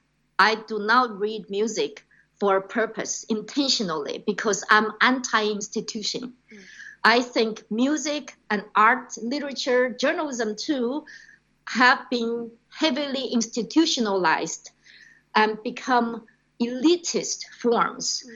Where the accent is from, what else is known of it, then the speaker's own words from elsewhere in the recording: China; moved away as an adult; also born or lived in Australia / Hong Kong; now in United States; growing up in China, then studying and working as a radio journalist in Australia in the 90s